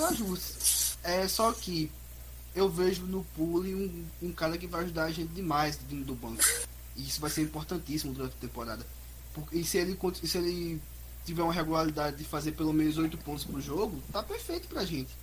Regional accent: Bahia, Brazil; accent: baiano; Sotaque é um baiano aqui

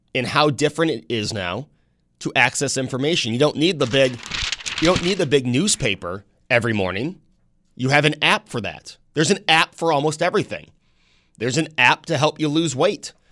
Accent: New York, United States; I grew up in New York State.

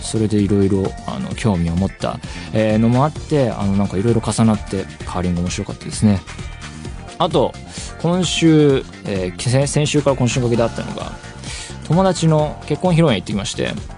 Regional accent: Saitama, Japan; 埼玉出身

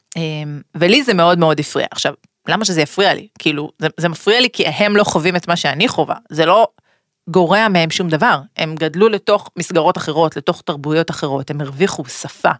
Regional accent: Israel; moved away as an adult; גדלתי בתוכה, מן הסתם מגיל אפס

